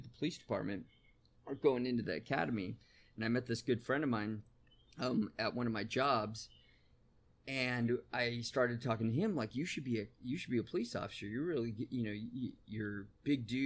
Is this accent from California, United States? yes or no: yes; San Bernardino, California, United States; I grew up in San Bernardino, California